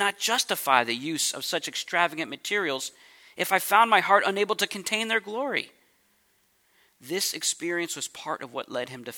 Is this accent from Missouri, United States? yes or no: yes; St. Louis, Missouri, United States; moved away as an adult; also born or lived in California; now in St. Louis, United States; I grew up in St. Louis, Missouri, and I moved out to California when I was 23